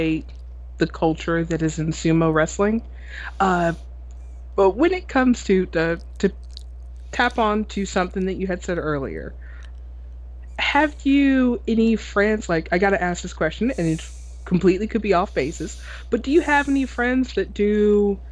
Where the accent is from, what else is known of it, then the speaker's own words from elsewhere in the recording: United States; I'm an American